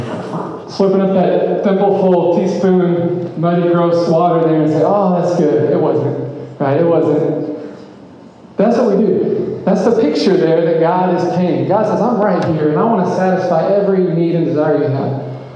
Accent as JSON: {"language": "English", "town": "Memphis", "region": "Tennessee", "country": "United States", "tie": "born or raised there", "said": "I grew up in Memphis, and I've not traveled ever in the world."}